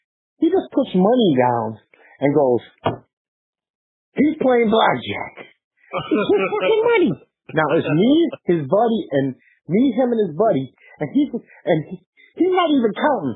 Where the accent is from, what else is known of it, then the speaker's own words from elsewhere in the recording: New York City, New York, United States; I was a New Yorker